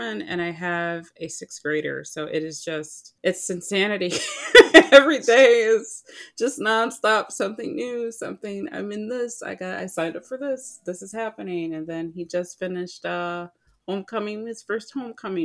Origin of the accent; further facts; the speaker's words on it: Detroit, Michigan, United States; I grew up in Michigan, Detroit specifically.